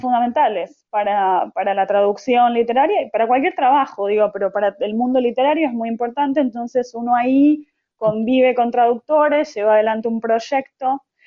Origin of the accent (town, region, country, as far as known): Argentina; also born or lived in Buenos Aires